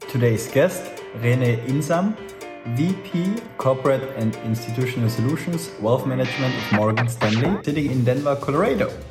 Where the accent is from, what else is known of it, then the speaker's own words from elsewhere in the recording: Tyrol, Austria; I'm from Tyrol and we also have the Alps